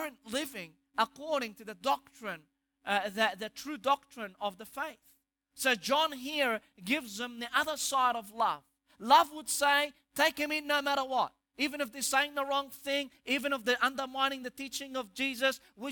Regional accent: Egypt; accent: Egyptian; my Egyptian accent

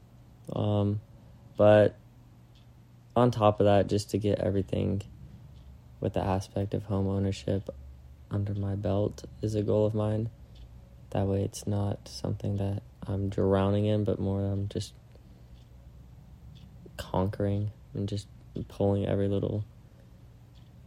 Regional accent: Florida, United States; moved away; go home to Florida and to show Maddie my hometown

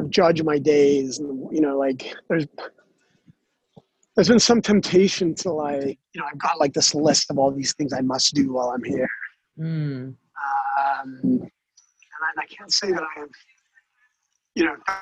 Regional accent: Denmark; accent: twangy; moved away as an adult; also born or lived in Copenhagen, Denmark; now in United States; I grew up in Denmark like in the 80s, 70s and 80s.

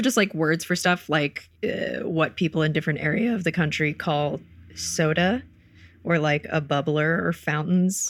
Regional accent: Wilmington, North Carolina, United States; moved away; my hometown, Wilmington

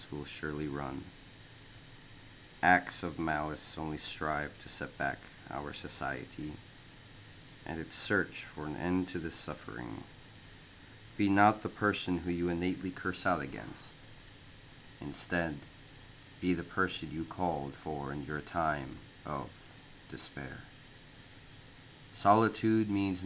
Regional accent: Minnesota, United States; moved away as an adult; now in Japan; I grew up in Minnesota for 18 years

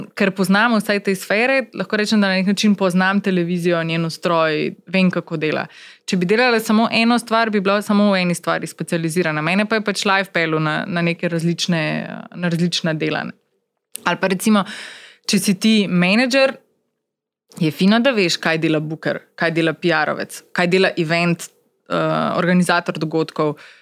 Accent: Maribor, Drava, Slovenia; Takrat je bila seveda moja možnost živela samo v Mariboru, ker sem pač Mariborčanka

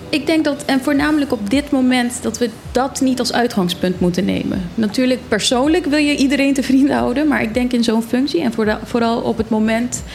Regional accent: Zwolle, Overijssel, Netherlands; moved away as an adult; now in Bonaire; Ik ben opgegroeid in Zwolle

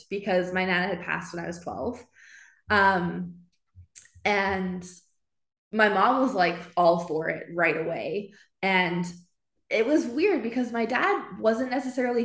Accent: Edmonton, Alberta, Canada; Born and raised in Edmonton.

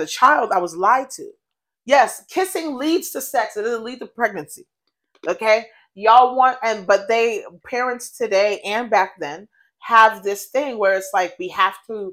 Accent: United States; also born or lived in Colorado, United States / Boston, United States / New York, United States; I was born in Colorado, and I've been raised between New York and Boston my entire life

